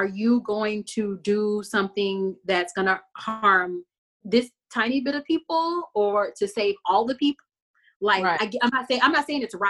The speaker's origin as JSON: {"language": "English", "region": "Texas", "country": "United States", "said": "I'm a Texan"}